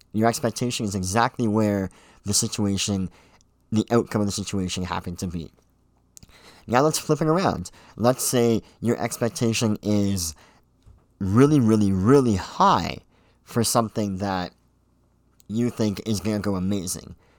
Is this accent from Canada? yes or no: yes; Pickering, Ontario, Canada; I was born and raised here in Pickering, uh, Ontario, Canada.